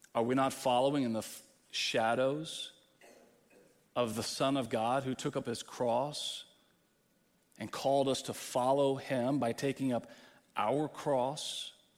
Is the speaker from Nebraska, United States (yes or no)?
no; Texas, United States; moved away as an adult; now in Midwest, United States; I'm a Texan. And I dwell among Midwesterners